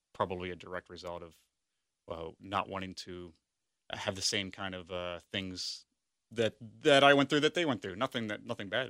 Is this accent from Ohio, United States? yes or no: yes; Sharonville, Ohio, United States; also born or lived in West Chester, Ohio; I grew up in Sharonville